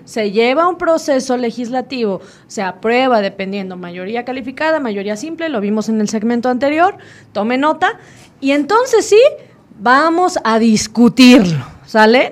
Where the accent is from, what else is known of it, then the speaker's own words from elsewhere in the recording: Mexico; nosotros como mexicanos